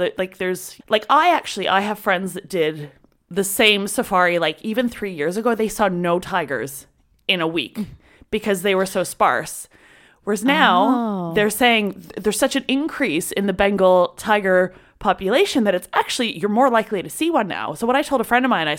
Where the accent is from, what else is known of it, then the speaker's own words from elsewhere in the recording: Canada; I'm from Canada.